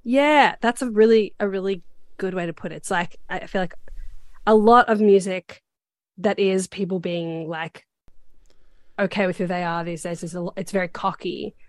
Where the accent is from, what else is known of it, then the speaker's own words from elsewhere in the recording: Australia; I'm Australian